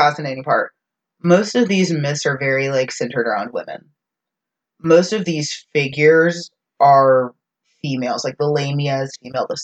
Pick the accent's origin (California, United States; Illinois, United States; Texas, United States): Texas, United States; As a Texan